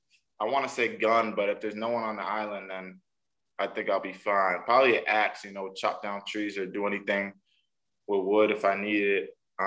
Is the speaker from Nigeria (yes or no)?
yes; Nigeria; My favorite home-cooked meal, probably some Nigerian food. I'm Nigerian, so definitely like some type of Nigerian food, Nigerian dish that my mom makes.